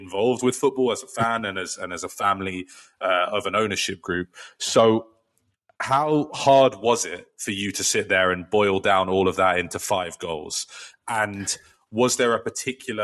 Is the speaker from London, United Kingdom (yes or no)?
yes; London, United Kingdom; growing up in London